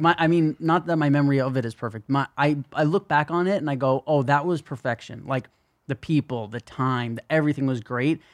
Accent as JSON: {"language": "English", "town": "New York City", "region": "New York", "country": "United States", "tie": "born or raised there", "said": "growing up in New York City"}